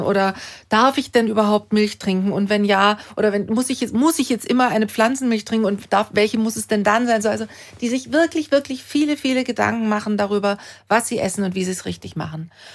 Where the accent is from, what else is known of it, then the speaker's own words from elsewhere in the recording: Germany; bei uns in Deutschland